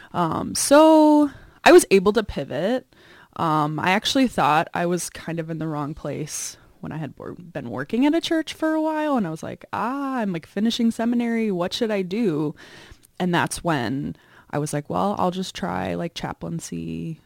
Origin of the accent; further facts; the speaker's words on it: Chicago, Illinois, United States; I grew up in the suburbs of Chicago, Northwest suburbs